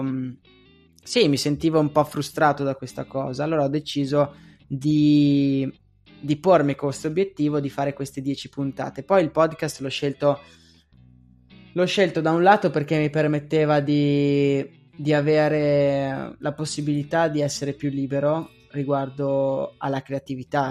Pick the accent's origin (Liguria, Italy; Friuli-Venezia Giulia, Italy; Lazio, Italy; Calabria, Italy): Friuli-Venezia Giulia, Italy; Pordenone; born or raised there; moved away as an adult; also born or lived in Agordo / Falcade / Padua / Venice